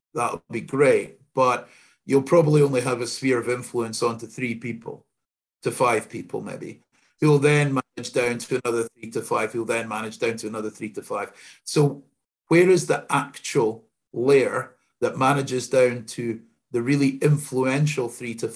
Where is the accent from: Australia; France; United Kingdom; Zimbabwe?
United Kingdom; Scotland; I'm the only Scotsman in my family